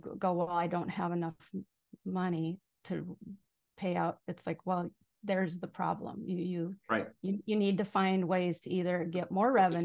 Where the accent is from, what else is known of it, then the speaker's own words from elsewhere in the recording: Minnesota, United States; moved away as an adult; also born or lived in Arizona; now in Maui, United States; I'm originally from Minnesota, so you might hear a few "you betchas" and all that.